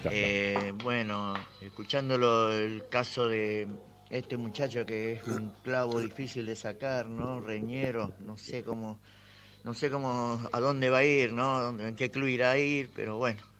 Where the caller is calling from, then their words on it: San José de Guaymallén, Mendoza, Argentina; de Mendoza, lo estoy escuchando de San José de Guaymallén.